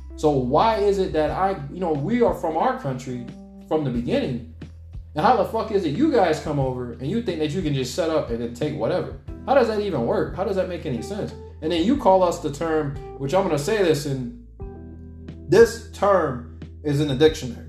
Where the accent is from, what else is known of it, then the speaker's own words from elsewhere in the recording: Alaska, United States; moved away; I know a good bit of them in Alaska you know, growing up back home